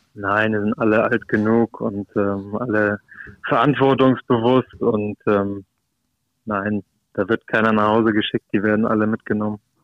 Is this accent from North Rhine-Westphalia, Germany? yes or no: no; Hamburg, Germany; ich bin Hamburger, ich habe es geschafft, äh, hier zu bleiben, äh, Freunde und Familie im direkten Umfeld zu haben